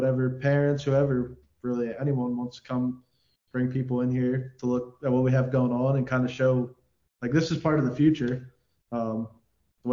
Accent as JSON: {"language": "English", "town": "Columbia", "region": "Pennsylvania", "country": "United States", "tie": "born or raised there", "said": "growing up in Columbia"}